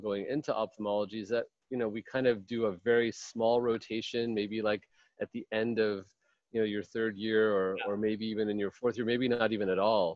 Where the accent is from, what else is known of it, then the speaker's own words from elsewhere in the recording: Rochester, New York, United States; moved away as an adult; also born or lived in India / Albany, New York; now in Palo Alto, United States; So I was born in India. I grew up in upstate New York, in Rochester, New York.